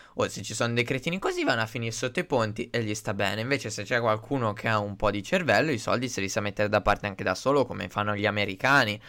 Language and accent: Italian; Italy; noi italiani che siamo il paese di ladri per eccellenza